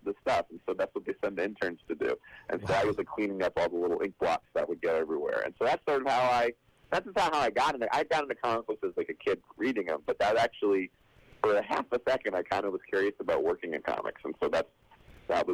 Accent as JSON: {"language": "English", "region": "New Jersey", "country": "United States", "also_born_or_lived": "Great Neck, Long Island, New York", "said": "I'm from Jersey. I was actually born in Long Island"}